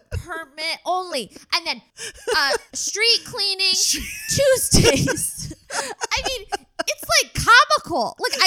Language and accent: English; Maryland, United States; now in Los Angeles, United States; I grew up in Maryland.